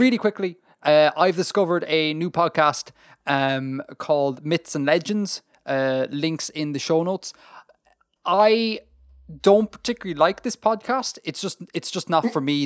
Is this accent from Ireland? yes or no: yes; Ireland; being Irish